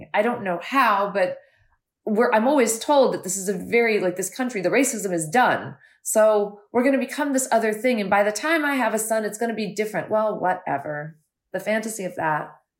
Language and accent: English; United States; as an Indian American who had grown up here since the 70s